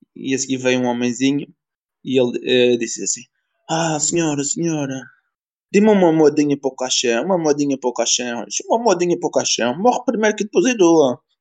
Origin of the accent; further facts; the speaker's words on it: Madeira, Portugal; moved away as an adult; now in Belgium; Portugal de onde? Na Madeira